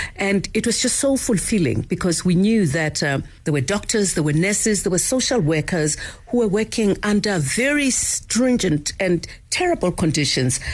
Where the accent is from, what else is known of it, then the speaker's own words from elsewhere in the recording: Soweto, Gauteng, South Africa; as a young girl growing up in Soweto during apartheid